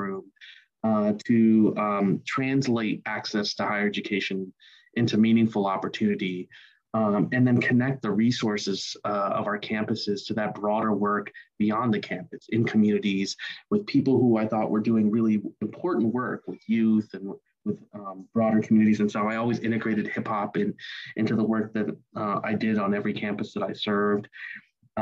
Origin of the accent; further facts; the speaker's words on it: Ohio, United States; my hometown in Ohio